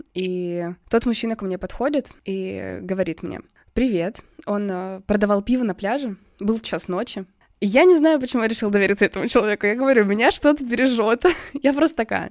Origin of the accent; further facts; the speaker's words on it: Russia; I'm from Russia